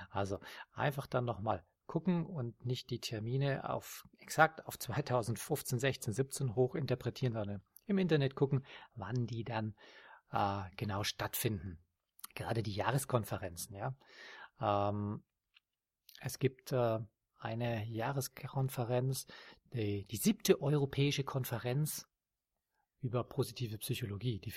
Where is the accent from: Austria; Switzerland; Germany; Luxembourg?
Austria; Das ist in der Steiermark, in Österreich, meinem Heimatland.